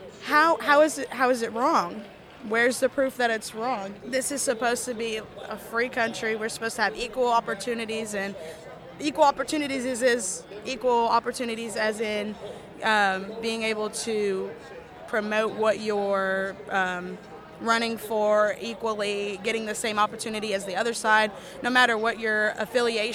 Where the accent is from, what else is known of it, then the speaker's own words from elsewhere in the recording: Kentucky, United States; I'm from Kentucky. I go to Northern Kentucky University